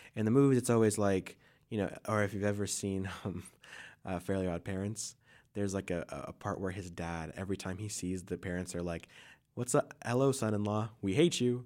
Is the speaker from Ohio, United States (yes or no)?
yes; Ohio, United States; moved away; also born or lived in Brooklyn, New York; I grew up in Ohio